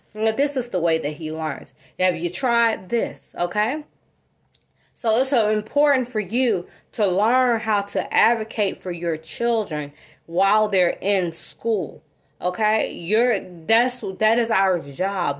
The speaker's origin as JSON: {"language": "English", "region": "South Fulton area of Georgia", "country": "United States", "tie": "born or raised there", "also_born_or_lived": "North DeKalb, Georgia", "said": "I grew up in the South Wilton area of, of Georgia"}